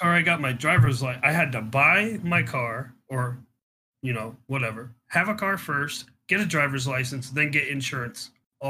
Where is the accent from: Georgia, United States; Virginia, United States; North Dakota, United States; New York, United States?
Virginia, United States; moved away as an adult; Well, I came from Virginia before I joined the military and went abroad.